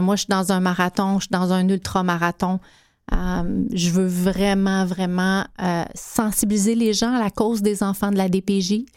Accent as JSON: {"language": "French", "area": "Abitibi-Témiscamingue", "region": "Quebec", "country": "Canada", "tie": "born or raised there", "moved": "yes", "said": "beaucoup de maltraitance mmh. dans ma région natale"}